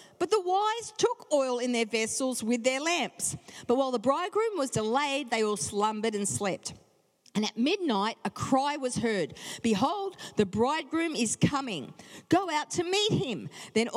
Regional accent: Perth, Western Australia, Australia; moved away as an adult; also born or lived in Brisbane / Adelaide; now in Sydney, Australia; born and bred in Perth, Western Australia

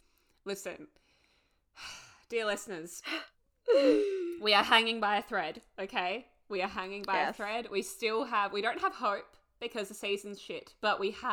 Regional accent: Australia; we're Australian.

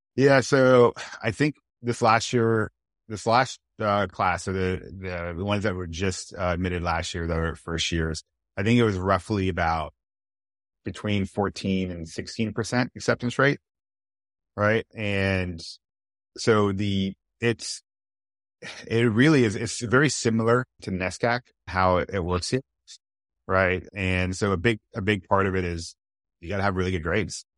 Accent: California, United States; moved away; I'm originally from California

